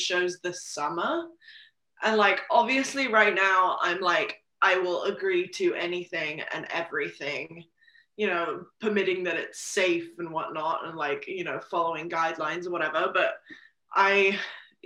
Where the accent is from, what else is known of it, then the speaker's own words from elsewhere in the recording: Gloucestershire, South West England, United Kingdom; moved away as an adult; now in Nashville, United States; I grew up primarily in England, and that's kind of where the farm was.